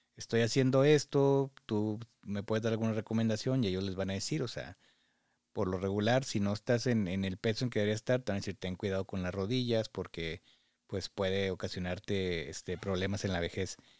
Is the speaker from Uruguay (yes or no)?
no; Parras de la Fuente, Coahuila, Mexico; now in Michigan, United States; Parras, de donde yo soy